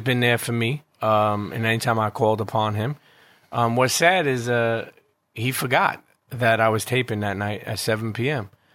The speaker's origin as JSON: {"language": "English", "town": "New York City", "region": "New York", "country": "United States", "tie": "born or raised there", "also_born_or_lived": "Bensonhurst, Brooklyn"}